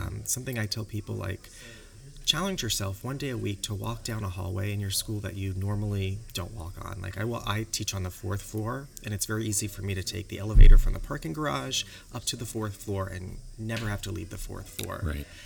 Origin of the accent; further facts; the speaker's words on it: New York, United States; moved away as an adult; now in Sherman Oaks, United States; I'm from New York, so yeah. Uh, but I've been in California for almost a decade